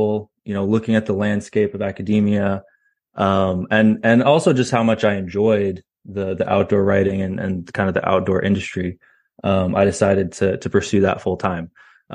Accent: Virginia, United States; also born or lived in Canada / Austin, Texas; now in Texas, United States; where'd you grow up? That's kind of the short answer is Virginia

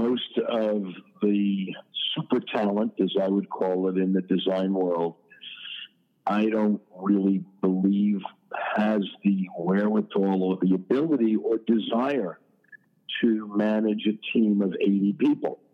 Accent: New York City, New York, United States; moved away as an adult; now in South Florida, United States; I was born and raised in Queens, in Forest Hills

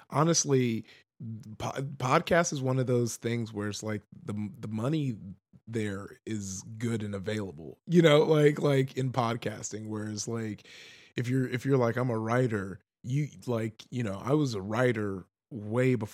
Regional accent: Compton, California, United States; because you know I grew up in Com- uh, Compton

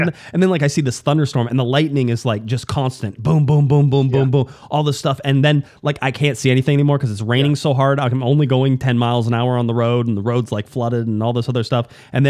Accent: Southern California, United States; moved away; I'm from Southern California.

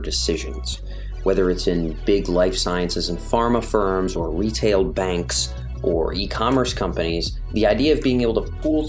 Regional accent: Rhode Island, United States; moved away; I was back in my home state

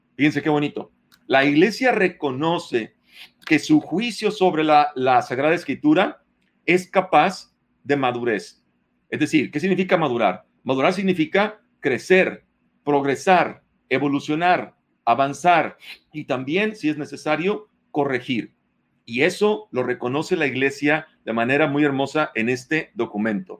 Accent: Mexico; Nosotros como mexicanos tenemos formas de hablar

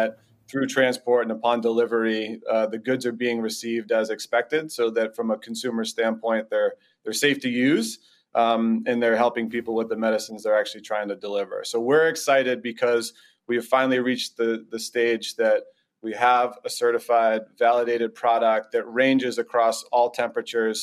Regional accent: Boston, Massachusetts, United States; I'm born and raised in the Boston area

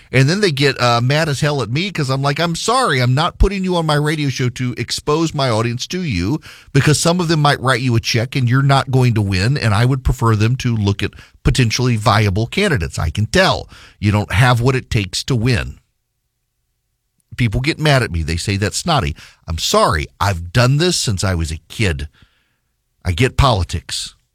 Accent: Dubai, United Arab Emirates; it was a way for me as a kid growing up in Dubai in the Middle East to connect to the United States, its politics.

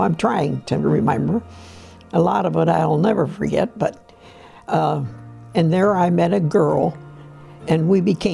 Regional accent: Canton, Ohio, United States; I'm from Canton, Ohio. I was born in 10/11/23, and my mother and dad had a restaurant in downtown Canton, and we had a hotel up above the restaurant, and that's where I was raised

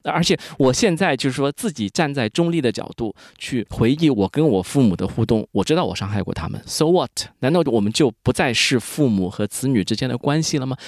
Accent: rural Jiangsu, China; 我从小是在一个可以说中国传统的一个乡土社会长大的，就是一个中国农村嘛，江苏农村。我们知道费孝通的《乡土中国》其实写的就是我们那一大片的那个地方

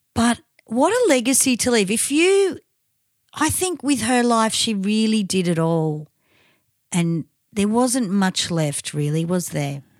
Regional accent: Victoria, Australia

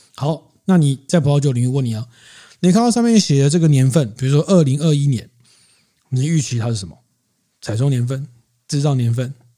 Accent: Keelung, Taiwan; 因为我是基隆人

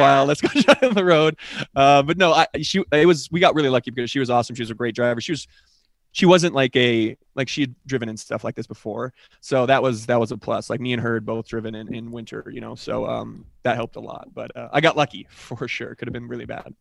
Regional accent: Colorado, United States; I'm from Colorado

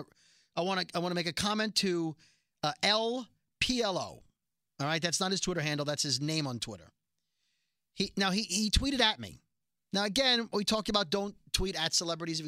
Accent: New York City, New York, United States; growing up in Brooklyn, and being a Jew

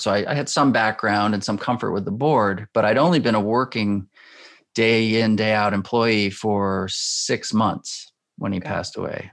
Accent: Schenectady, New York, United States; I grew up in Schenectady, New York

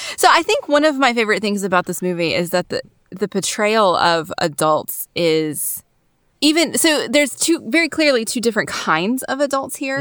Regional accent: the South, North Carolina, United States; Most of my memories of growing up in the South have been in a more urban area.

